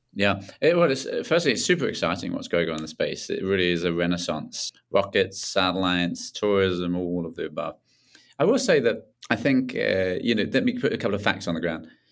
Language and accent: English; Tunbridge Wells, South East England, United Kingdom; just south of London, uh, at Tunbridge Wells, near Tunbridge Wells